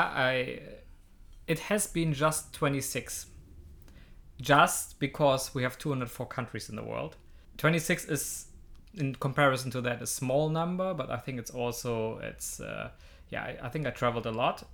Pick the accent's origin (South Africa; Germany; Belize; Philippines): Germany; Hamburg; I was from this district I'm living in, I was from Hamburg